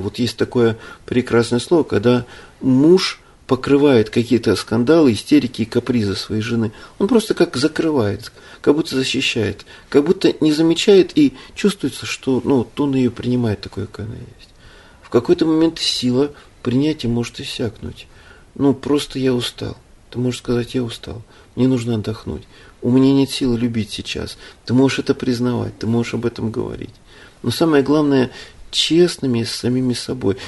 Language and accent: Russian; Ukraine; now in Russia; я родился на Украине, живу в России с 92 года